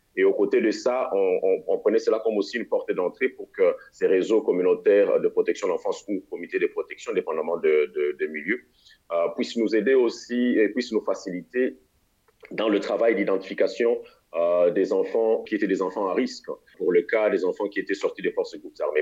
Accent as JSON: {"language": "French", "region": "Kinshasa", "country": "DR Congo", "also_born_or_lived": "Mali / Tanzania", "moved": "as an adult", "said": "je suis congolais de la République démocratique du Congo, c'est-à-dire Kinshasa"}